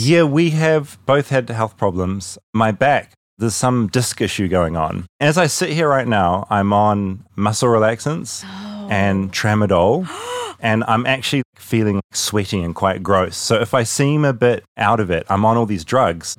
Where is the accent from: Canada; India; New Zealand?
New Zealand; moved away as an adult; now in United States; When I was growing up in New Zealand